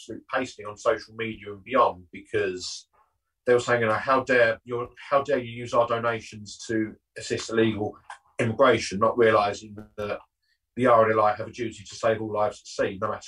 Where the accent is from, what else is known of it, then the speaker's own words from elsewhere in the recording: Southend-on-Sea, East of England, United Kingdom; I'm obviously from the South End area